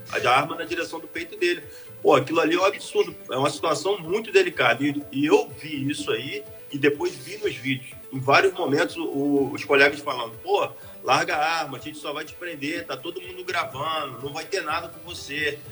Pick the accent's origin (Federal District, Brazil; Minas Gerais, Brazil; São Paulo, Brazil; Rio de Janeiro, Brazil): Rio de Janeiro, Brazil; Angra dos Reis; sou morador da cidade, sou prata da cidade, nascido e criado em Angra do Reis